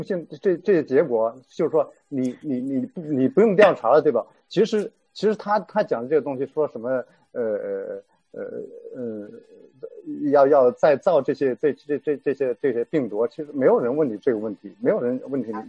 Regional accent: China; 那我们中国人是不是很很信他这个 WHO 的这个这个结果，对吧？

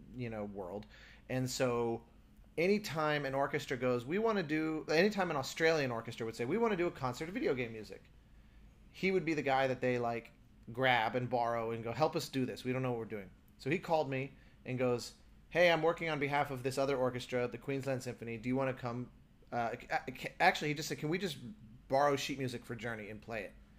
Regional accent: United States; as an American

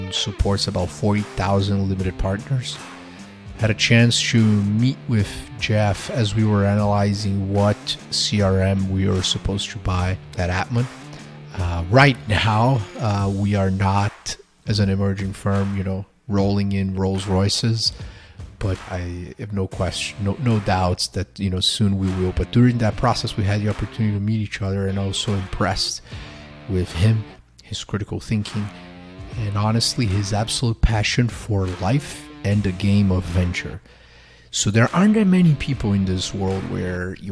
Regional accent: São Paulo, Brazil; moved away as an adult; also born or lived in Boulder, Colorado; Grew up in Brazil in Sao Paulo, but lived in Boulder for 3.5 years from when I was 20 until 23.

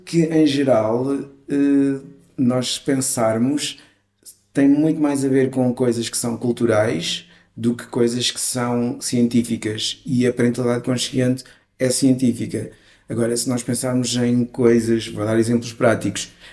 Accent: Vialonga, Lisbon, Portugal; vivendo num, num bairro onde eu cresci, que foi Vialonga

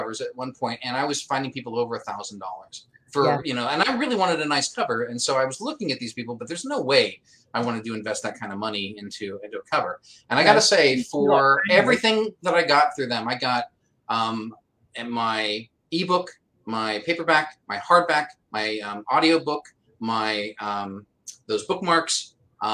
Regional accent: Pennsylvania, United States; also born or lived in Washington State; I'm really lucky in that I don't have much of an accent. I was born in Washington State, went to Pennsylvania, and in that being raised in those places, I'm pretty vanilla way of speaking

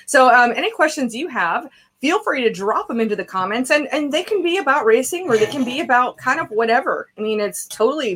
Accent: Iowa, United States; we moved there when I was a kid. I grew up in Iowa

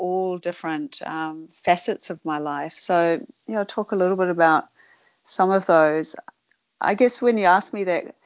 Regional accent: Sydney, New South Wales, Australia; when I grew up in Sydney

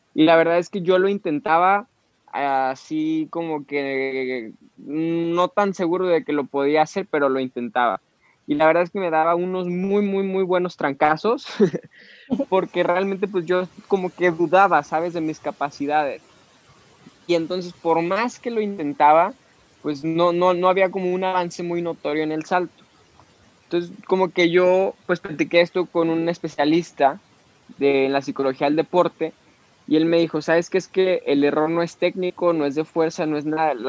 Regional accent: Mexico; como mexicanos

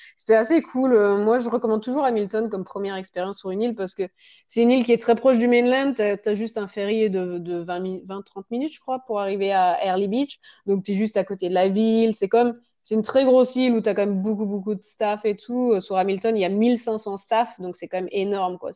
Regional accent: France; moved away as an adult; also born or lived in Canada; now in Australia; ça fait 11 ans que j'ai quitté la France

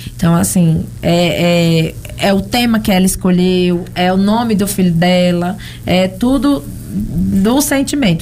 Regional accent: São Paulo, Brazil; moved away as an adult; eu nasci e me criei em São Paulo

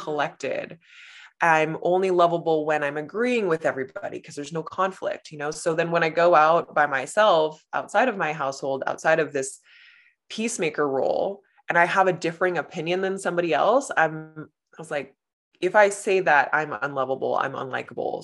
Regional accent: Los Angeles, California, United States; born or raised there; moved away as an adult; now in Canada

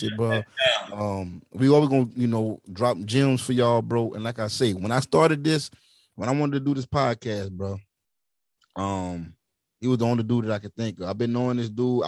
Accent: Centerville, United States; I get back to Centerville to my hometown

